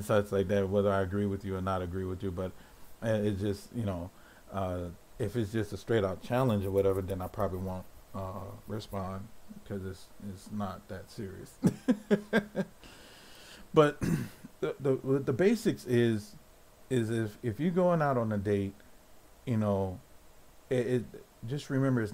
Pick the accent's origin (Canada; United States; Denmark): United States; I'm an American